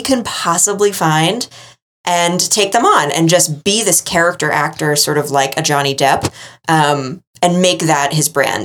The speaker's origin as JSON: {"language": "English", "region": "New England", "country": "United States", "said": "I am from New England"}